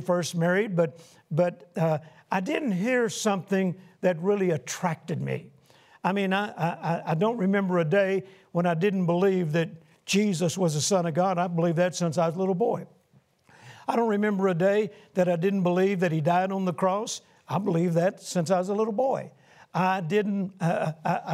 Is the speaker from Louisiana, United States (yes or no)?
yes; Shreveport, Louisiana, United States; Shreveport, Louisiana, my hometown where my wife Carol and I grew up